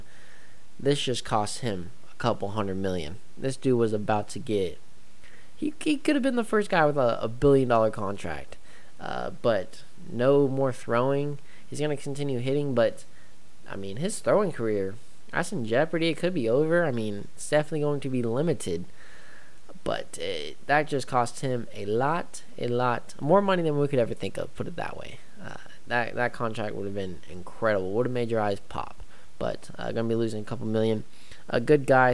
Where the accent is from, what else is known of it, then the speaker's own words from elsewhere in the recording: United States; as a American